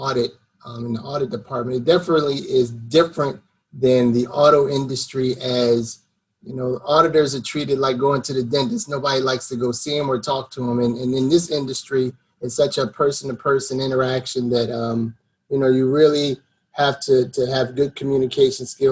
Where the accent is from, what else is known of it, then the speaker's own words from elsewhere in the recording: Philadelphia, Pennsylvania, United States; moved away as an adult; now in Washington, D.C., United States; I'm originally from Philadelphia, West Virginia, born and raised, so to speak